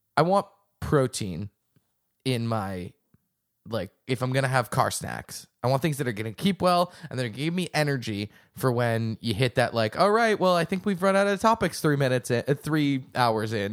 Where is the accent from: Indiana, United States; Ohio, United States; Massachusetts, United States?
Massachusetts, United States; outside of Boston; I grew up outside of Boston